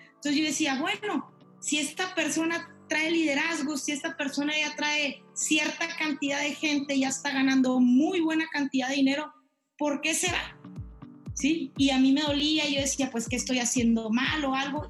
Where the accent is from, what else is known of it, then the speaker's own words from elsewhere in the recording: La Paz, Baja California Sur, Mexico; now in Chihuahua, Mexico; Soy originaria de La Paz, Baja California Sur. Actualmente radico en Chihuahua